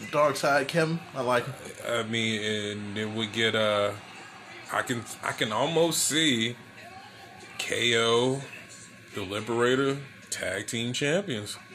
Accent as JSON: {"language": "English", "town": "San Fernando Valley", "region": "California", "country": "United States", "said": "I'm from San Fernando Valley."}